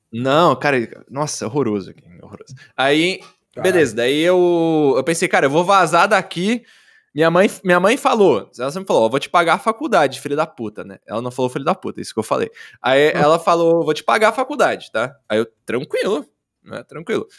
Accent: Caxias do Sul, Rio Grande do Sul, Brazil; Eu sou de Caxias do Sul, Rio Grande do Sul, cara. Eu sou sulista

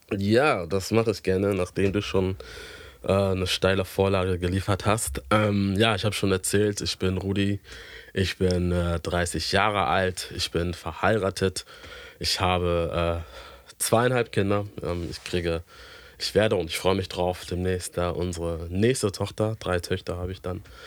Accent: Hamburg, Germany; ich bin ähm, hier in Hamburg geboren und auch aufgewachsen

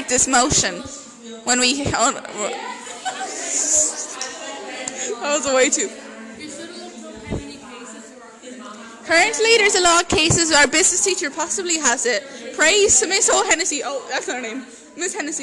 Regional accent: Ireland; We're Irish.

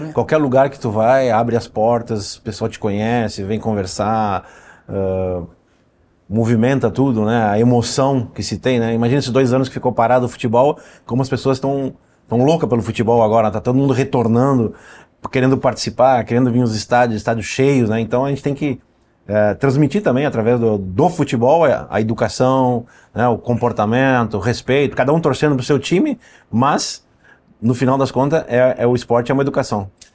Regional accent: Brazil; nós somos brasileiros também

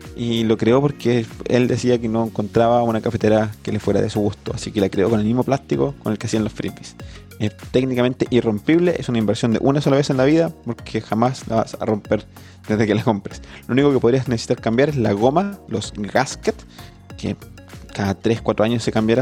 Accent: Constitución, Maule, Chile; yo vengo de Constitución, de San Rosendo

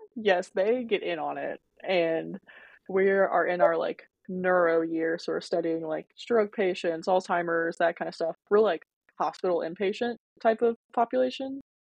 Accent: Louisville, Kentucky, United States; I'm from Louisville, Kentucky. I was raised by mom and dad. They are Bosnian immigrants

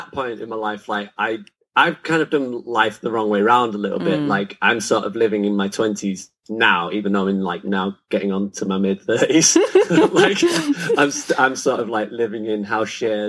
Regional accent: Rochdale, North West England, United Kingdom; moved away as an adult; also born or lived in London; I'm from Rochdale. I'm a southern born northerner. So I was born down south and then I grew up in the north.

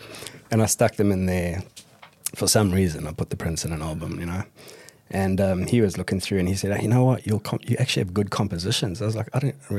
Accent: South Africa; I'm English-South African as well, so

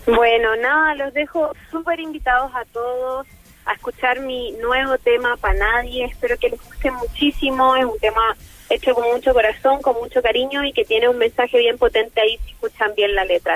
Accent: Chile; first language Spanish; siendo chilena

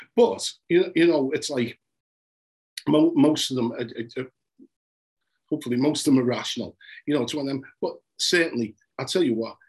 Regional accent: Liverpool, North West England, United Kingdom; I'm from Liverpool today. In you know, between, between Scotland and Vauxhall Roads

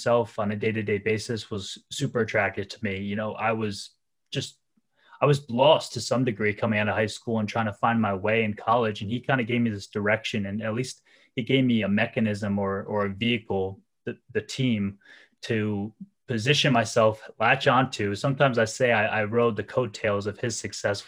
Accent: New Jersey, United States; moved away as an adult; also born or lived in Rhode Island; it's only 3 to 4 hours away from my hometown in New Jersey

